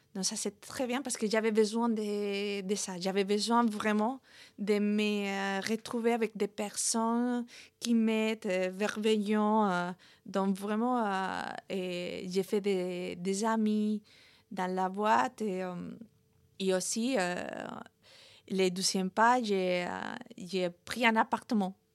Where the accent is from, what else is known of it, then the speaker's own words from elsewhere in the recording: Madrid, Community of Madrid, Spain; French is a second language; moved away as an adult; je suis espagnole, née à Madrid